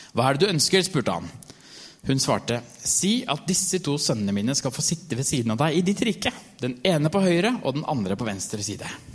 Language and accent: Norwegian; Norway; jeg er norsk